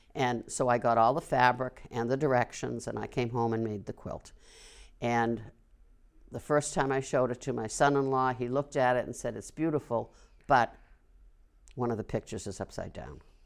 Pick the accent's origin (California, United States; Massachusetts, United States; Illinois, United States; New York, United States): Massachusetts, United States; Wilmington; moved away as an adult; now in Tewksbury, United States; I was brought up here. I taught for thirty-six years here.